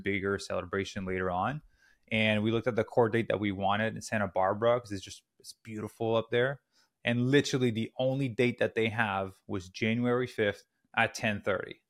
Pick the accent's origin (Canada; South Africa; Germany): Canada; moved away as an adult; also born or lived in Squamish, British Columbia; now in Los Angeles, United States; I'm Canadian originally. We're currently in Los Angeles.